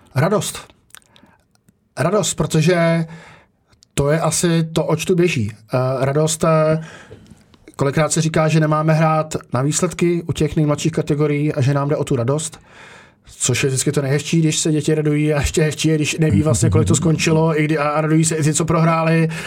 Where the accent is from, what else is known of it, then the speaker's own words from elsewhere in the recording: Czechia; jsem Čech